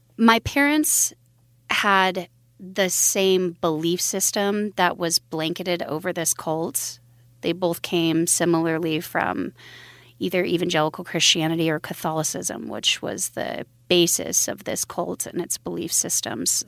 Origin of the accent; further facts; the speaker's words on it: Billings, Montana, United States; also born or lived in Wyoming; I was born in Billings, Montana, in a religious cult